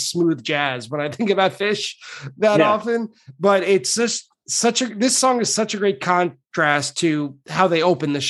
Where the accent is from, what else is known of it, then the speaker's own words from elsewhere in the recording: Long Island, New York, United States; now in New York City, United States; I am from Long Island